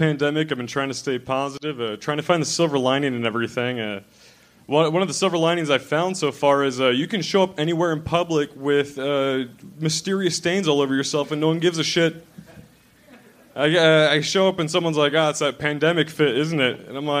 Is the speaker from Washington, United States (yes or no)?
yes; Washington, United States; I'm from Washington, Eastern Washington, yeah.